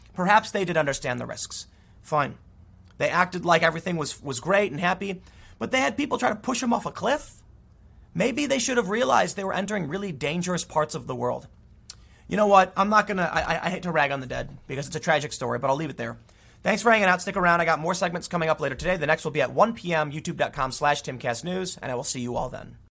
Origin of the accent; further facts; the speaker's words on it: United States; I'm an American. I had an American passport in my pocket